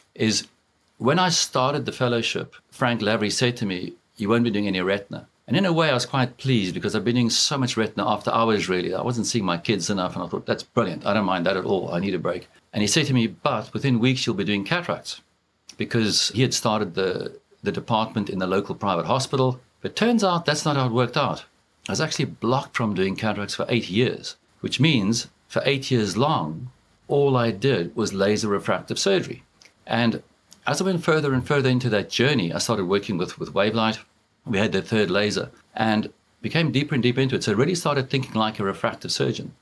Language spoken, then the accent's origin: English; South Africa; moved away as an adult; now in Dublin, Ireland; I grew up in South Africa.